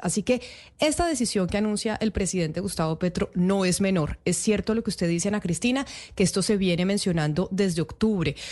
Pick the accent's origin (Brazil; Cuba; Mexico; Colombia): Colombia; nosotros en Colombia